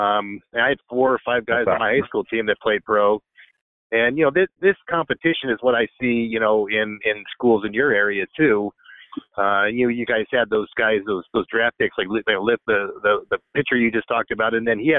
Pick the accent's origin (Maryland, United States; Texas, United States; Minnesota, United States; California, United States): California, United States; Southern; growing up in Southern California